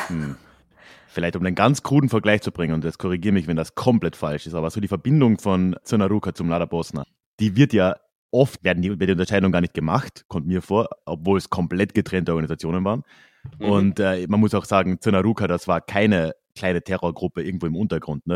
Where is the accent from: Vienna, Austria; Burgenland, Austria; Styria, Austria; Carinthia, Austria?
Carinthia, Austria; ich bin halt in Kärnten aufgewachsen